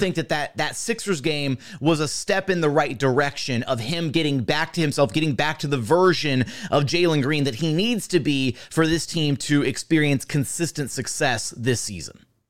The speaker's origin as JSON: {"language": "English", "town": "Houston", "region": "Texas", "country": "United States", "said": "I'm from Houston"}